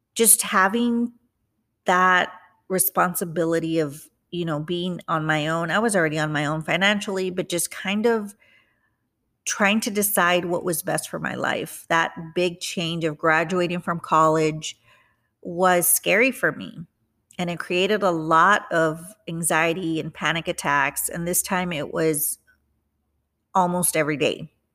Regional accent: McAllen, Texas, United States; moved away as an adult; also born or lived in San Antonio, Texas; now in Houston, United States; I went back to my hometown, which is the Rio Grande Valley, McAllen, Texas

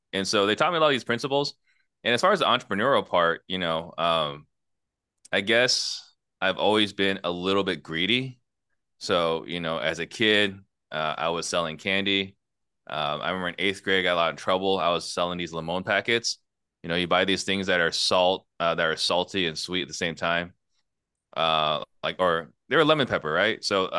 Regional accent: Italy; born there; I was actually born in Italy. I was born in Italy in a refugee camp, right?

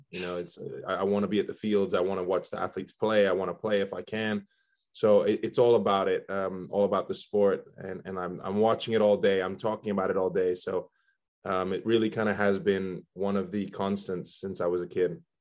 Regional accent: Belgium; also born or lived in Spain; now in United States; I was born in Spain. Uh, my dad's from Spain. My mom's from the U.S. And uh, we we grew up. I grew up in Belgium

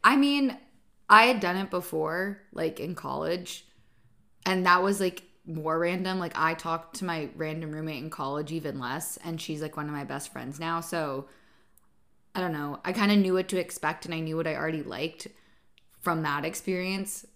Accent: Southern California, United States; moved away as an adult; now in London, United Kingdom; I'm from Southern California

